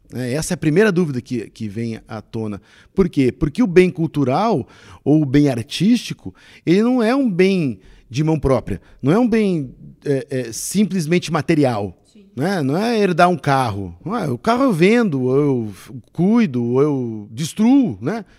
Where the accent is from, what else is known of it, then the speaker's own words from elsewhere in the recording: South Region, Brazil; Nós somos brasileiros e, no, e nos reconhecemos brasileiros também pelo aspecto cultural